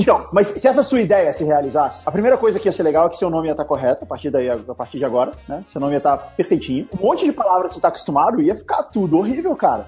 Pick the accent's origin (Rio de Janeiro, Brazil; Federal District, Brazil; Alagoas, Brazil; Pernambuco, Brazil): Federal District, Brazil; Brasília; now in São Paulo, Brazil; eu não sou de São Paulo, né? Eu, eu nasci em Brasília. E quando eu me mudei para uhum. São Paulo